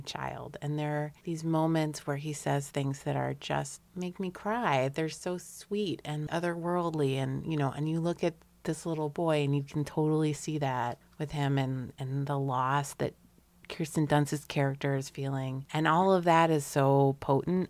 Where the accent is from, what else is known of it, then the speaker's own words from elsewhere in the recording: Hartford, Connecticut, United States; When I was growing up in the West End of Hartford, Connecticut